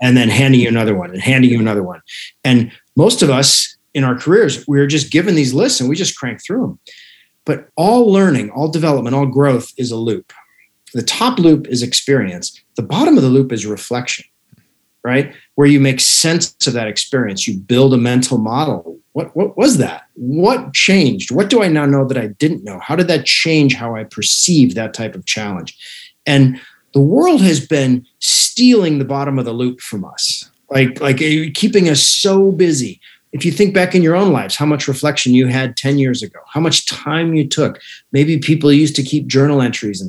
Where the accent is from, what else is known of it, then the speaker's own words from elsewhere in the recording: Alaska, United States; moved away; I was raised in Alaska